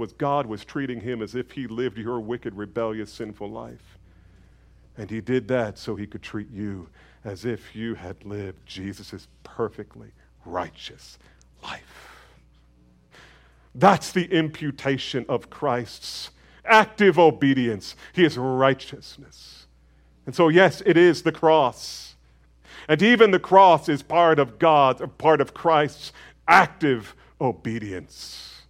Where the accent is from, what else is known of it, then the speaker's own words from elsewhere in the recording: United States; I think as we as American evangelicals, we as American Protestants